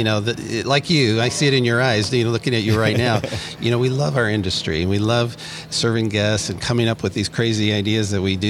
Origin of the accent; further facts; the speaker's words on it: Los Angeles, California, United States; Yeah, you know, I grew up in Los Angeles